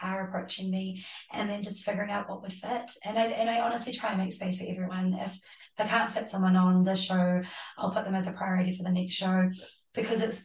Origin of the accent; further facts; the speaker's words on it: Hamilton, Waikato, New Zealand; moved away as an adult; also born or lived in Glasgow, United Kingdom / Amsterdam, Netherlands / Sark; now in Auckland, New Zealand; I grew up in Hamilton